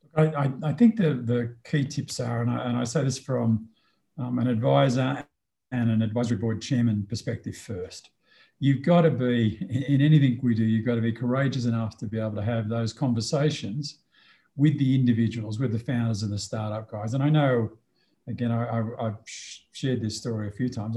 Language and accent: English; Australia; moved away as an adult; also born or lived in Sydney, Australia / Canberra, Australia / Melbourne, Australia / Singapore; now in Mexico; I am an Australian who's been an international expatriate